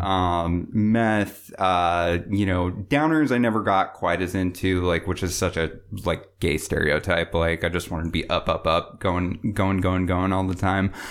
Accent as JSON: {"language": "English", "town": "Bellevue", "region": "Washington", "country": "United States", "tie": "born or raised there", "said": "I grew up in Bellevue, um, so I grew up in, you know, the suburbs"}